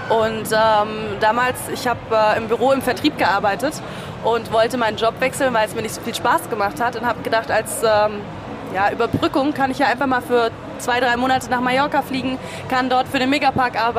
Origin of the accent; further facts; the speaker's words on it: Rüdesheim am Rhein, Hesse, Germany; Ähm, ich komme aus Hessen, aus dem schönen Rheingau.